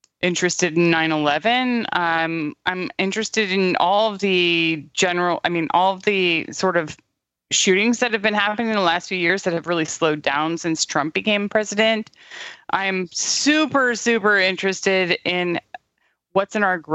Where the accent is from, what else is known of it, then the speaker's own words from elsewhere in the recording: California, United States; I was raised super liberal in California